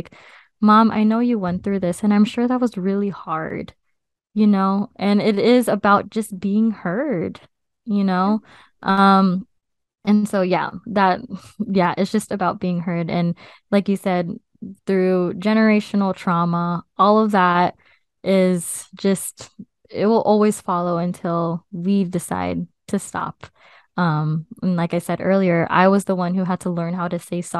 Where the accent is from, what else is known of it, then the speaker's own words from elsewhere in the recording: United States; her having me here, as her first child here in the US